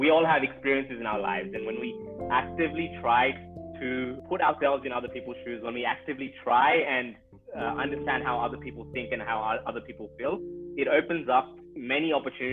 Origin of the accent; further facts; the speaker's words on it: Australia; I grew up with in Australia